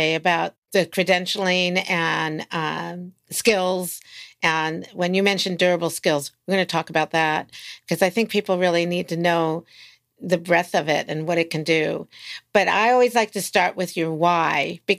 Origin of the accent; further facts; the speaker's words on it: Silver Spring, Maryland, United States; also born or lived in Washington, D.C. / Bethesda, Maryland; now in California, United States; I was born in Washington, D.C. I grew up in Maryland in Silver Spring and Bethesda area and went to high school there